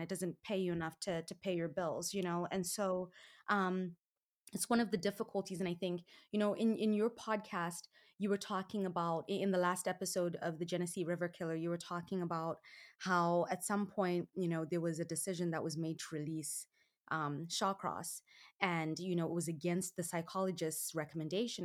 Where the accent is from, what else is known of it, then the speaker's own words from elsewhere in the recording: Zimbabwe; now in United States; I was born and raised in Zimbabwe, which is in Southern Africa